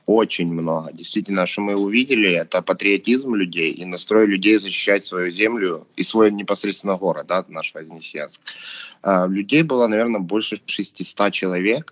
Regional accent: Ukraine; мы сейчас с Димой русскоговорящие, хотя мы свободно разговариваем на украинском

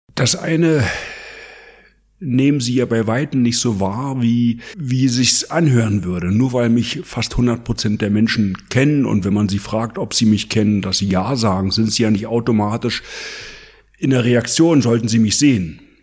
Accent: East Germany, Germany; bei uns in der DDR

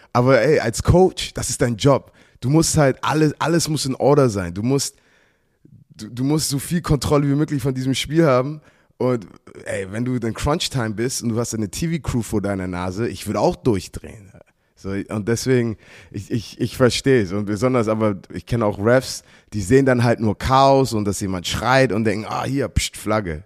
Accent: United States; now in Germany; ich mit Football aufgewachsen bin in Amerika

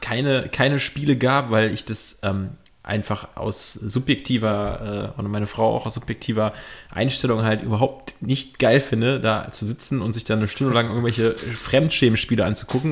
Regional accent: Cologne, North Rhine-Westphalia, Germany; als Kölner

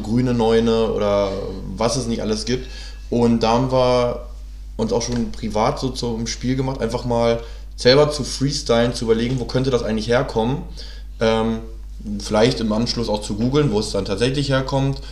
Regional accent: Hanover, Lower Saxony, Germany; moved away as an adult; now in Berlin, Germany; ich komme aus äh, Hannover, wohne jetzt aber schon seit fast

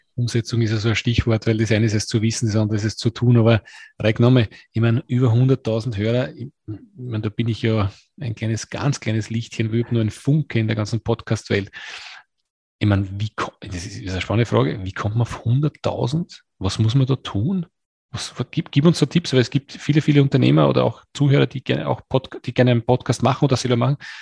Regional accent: Austria; Gefriertruhe heißt es bei uns in Österreich

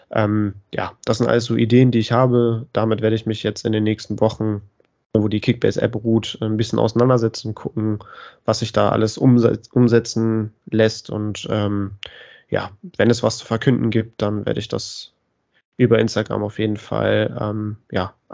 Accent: Bremen, Germany; ich, auch als Bremer würde ich mich über den Aufstieg des HSV sehr freuen

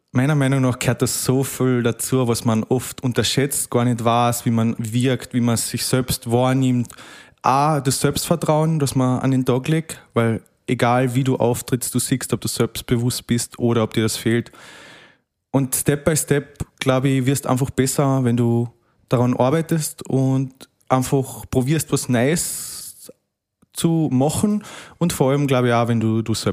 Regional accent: Carinthia, Austria; bin jetzt 24 Jahre alt, komme eben aus Kärnten

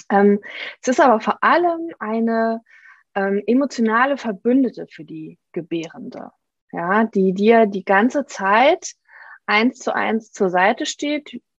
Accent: Saarland, Germany; now in Trier, Germany; wir leben äh, am Stadtrand von Trier, ziehen aber äh, nächsten Monat um wieder zurück in meine alte Heimat, ins Saarland

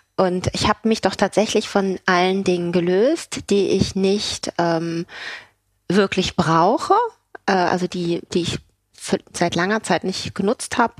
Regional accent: Kiel, Schleswig-Holstein, Germany; accent: German accent; moved away as an adult; also born or lived in Neumünster / Hamburg / Belgium / Paris; ich bin in Kiel geboren

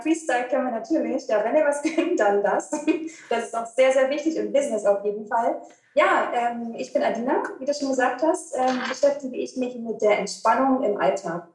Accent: Cottbus, Brandenburg, Germany; moved away as an adult; also born or lived in Cologne; von meiner ähm, Geburtsstadt und ähm, wo ich aufgewachsen bin, in Cottbus bin ich dann nach Köln gezogen

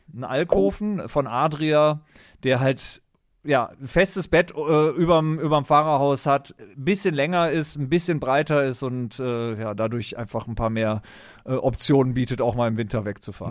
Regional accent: Düsseldorf, North Rhine-Westphalia, Germany; moved away as an adult; also born or lived in Berlin; als gebürtiger Düsseldorfer in Berlin gelebt

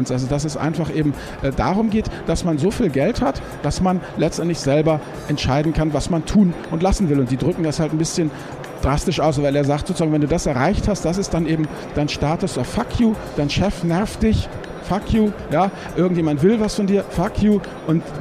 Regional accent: Rhineland, Germany; Ich komme aus dem Rheinland, bin Vater und Ehemann

